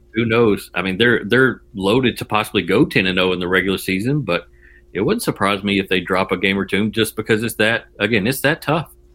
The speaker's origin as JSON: {"language": "English", "town": "Jackson", "region": "Tennessee", "country": "United States", "tie": "born or raised there", "said": "I grew up in West Tennessee, kind of around the Jackson, Tennessee area, and I moved to East Tennessee around 1997 to go to school at UT"}